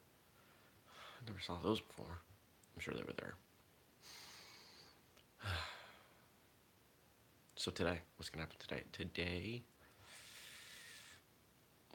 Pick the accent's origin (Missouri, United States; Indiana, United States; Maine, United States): Maine, United States; moved away; I'm from Maine.